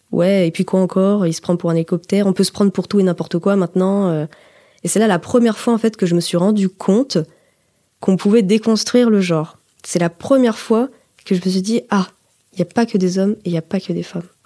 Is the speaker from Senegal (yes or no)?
no; Auvergne-Rhône-Alpes, France; Je viens de Haute-Savoie, donc c'est un département euh, assez montagnard, campagnard.